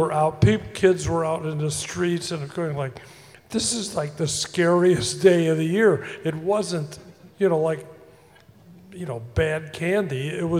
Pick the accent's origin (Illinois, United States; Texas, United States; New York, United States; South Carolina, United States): Illinois, United States; Chicago; I grew up in Chicago, and I'm older than most of these people here